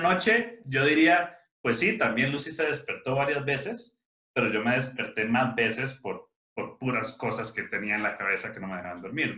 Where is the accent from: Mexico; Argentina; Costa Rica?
Costa Rica; yo soy de Costa Rica